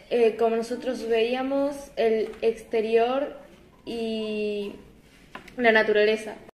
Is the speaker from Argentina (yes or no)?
yes; Buenos Aires, Argentina; soy de Buenos Aires de primer año y les vengo a contar lo de los germinadores.